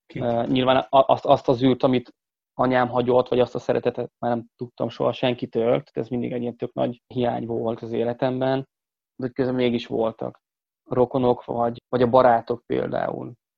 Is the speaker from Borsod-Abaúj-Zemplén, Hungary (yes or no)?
no; Bag, Pest, Hungary; Bagon nőttem fel, a Bagi cigánytelepen